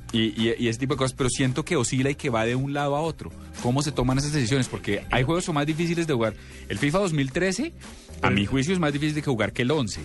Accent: Colombia; como buen colombiano y como buen tipo de 36 años

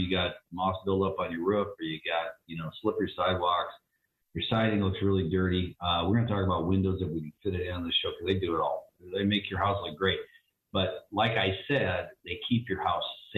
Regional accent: Olympia, Washington, United States; where I grew up in Olympia, we had a great house

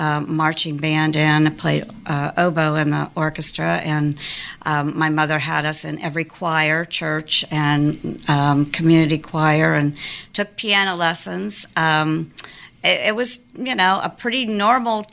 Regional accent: Stroudsburg, Pennsylvania, United States; now in Georgia, United States; I grew up in the Pocono Mountains in Stroudsburg, Pennsylvania

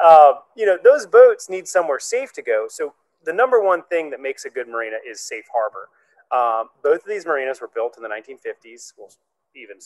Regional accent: Hawaii, United States; now in Richmond, United States; I'm from Hawaii originally.

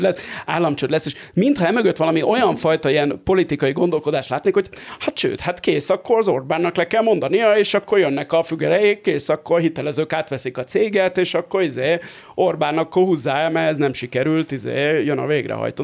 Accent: Barcelona, Catalonia, Spain; now in Hungary; ahol én éltem gyerekként Spanyolországban.

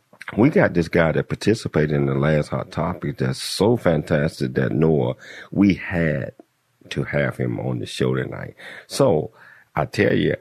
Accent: Chattanooga, Tennessee, United States; moved away; my home town, Chattanooga, Tennessee

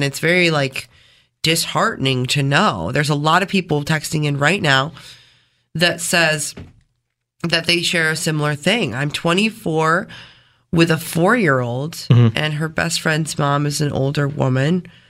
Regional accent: East Rochester, United States; My son is 7. We're from East Rochester. I work in Pittsburgh. I'm 30.

